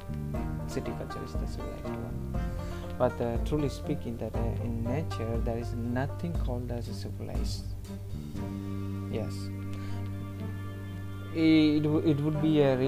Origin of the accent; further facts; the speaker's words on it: India; I'm born and brought up in Indian society